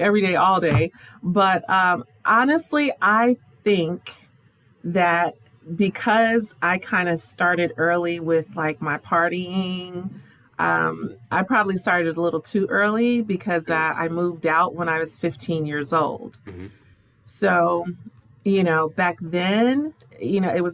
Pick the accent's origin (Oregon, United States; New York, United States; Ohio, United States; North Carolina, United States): Ohio, United States; Dayton; now in Florida, United States; I am from Ohio, from Dayton, Ohio. I am currently living in Florida, right by Disney